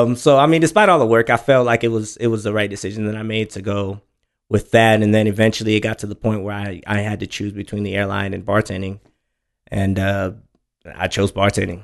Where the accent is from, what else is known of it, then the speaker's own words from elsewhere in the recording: Houston, Texas, United States; also born or lived in Oklahoma / Dallas, Texas / Rowlett, Texas; Most of my time was spent in A Leaf